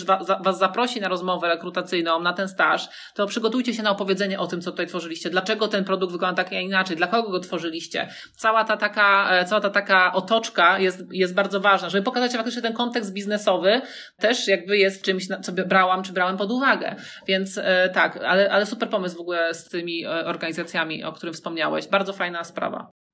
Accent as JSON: {"language": "Polish", "town": "Łódź", "region": "Łódź Voivodeship", "country": "Poland", "said": "ja jestem z Łodzi"}